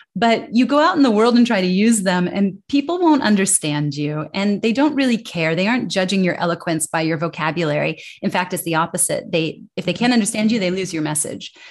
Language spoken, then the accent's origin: English; United States; accent: American English; moved away as an adult; as an American